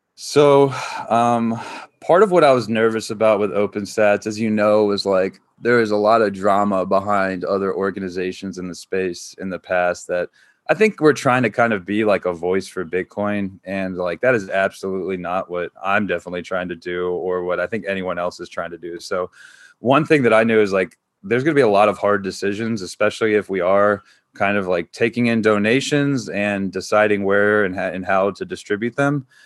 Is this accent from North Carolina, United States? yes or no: yes; North Carolina, United States; moved away as an adult; I grew up in North Carolina, so I think, like, still got a lot of, like, the Southern roots in me